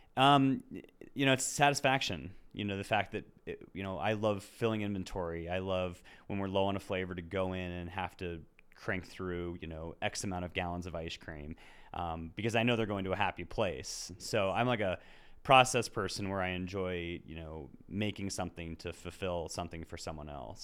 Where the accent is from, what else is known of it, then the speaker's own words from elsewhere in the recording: Lakewood, Colorado, United States; I was born and raised in Lakewood